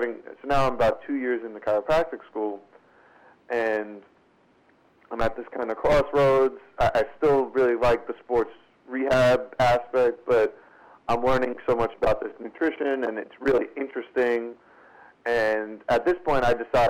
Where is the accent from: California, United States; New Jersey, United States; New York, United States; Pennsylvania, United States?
New York, United States; New York City; I'm from Brooklyn, New York. And both of my parents were kind of born and raised here